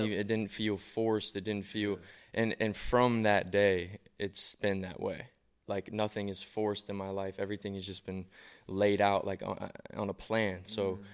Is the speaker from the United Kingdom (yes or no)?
no; Columbus, Ohio, United States; moved away as an adult; also born or lived in Cleveland, Ohio; now in Las Vegas, United States; I grew up in Columbus, and then I moved to Cleveland for high school